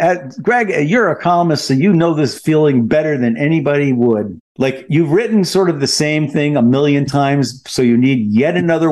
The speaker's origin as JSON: {"language": "English", "country": "United States", "said": "We're Americans."}